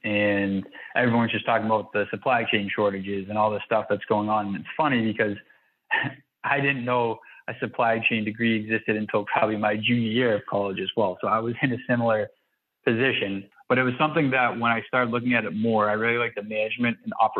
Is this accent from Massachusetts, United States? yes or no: yes; Boston, Massachusetts, United States; I'm actually out of Boston, Massachusetts. Okay. So I was born and raised here